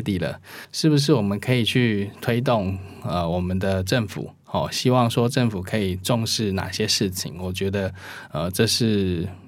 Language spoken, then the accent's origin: Chinese; Taiwan; 我觉得我们台湾人做的没有很差哦